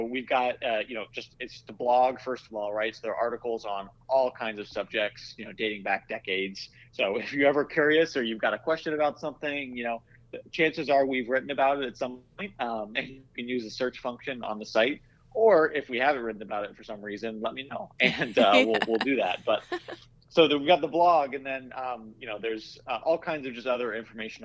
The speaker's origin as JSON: {"language": "English", "region": "Iowa", "country": "United States", "tie": "born or raised there", "moved": "yes", "said": "I grew up in Iowa, and I grew up working in bike shops"}